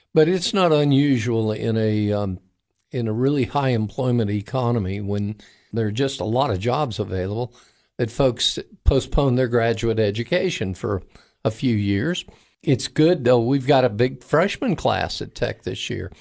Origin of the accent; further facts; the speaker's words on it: near the Kennedy Space Center, Florida, United States; I grew up near the Kennedy Space Center